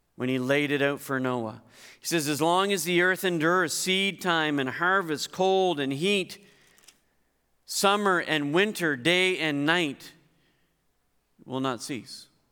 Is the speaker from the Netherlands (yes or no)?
no; Hartland, New Brunswick, Canada; moved away; I grew up in Heartland